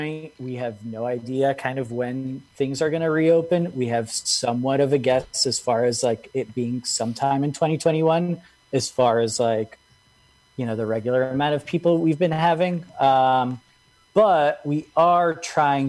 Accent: Genoa, Liguria, Italy; also born or lived in Lebanon; now in New York, United States; Raised in Italy

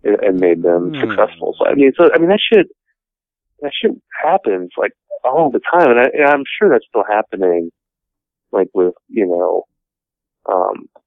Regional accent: Appleton, Wisconsin, United States; also born or lived in Milwaukee; I started working at my hometown paper in 2000, the Appleton Post Crescent

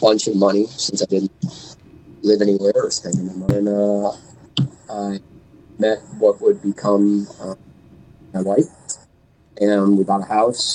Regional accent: Duluth, Minnesota, United States; now in Minneapolis, United States; I grew up in Duluth, Minnesota

